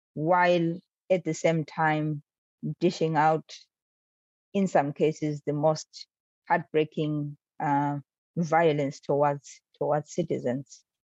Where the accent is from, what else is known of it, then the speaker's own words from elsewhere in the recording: Bulawayo, Zimbabwe; It's my hometown. It's my hometown. It's where I grew up